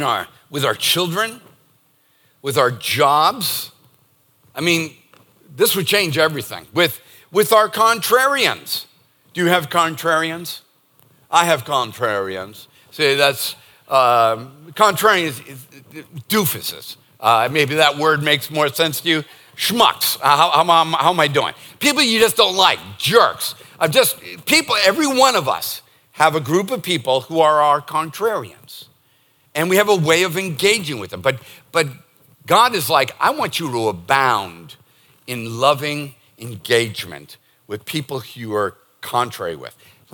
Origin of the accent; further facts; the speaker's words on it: Northeast, United States; And it's not because we're born and raised in the Northeast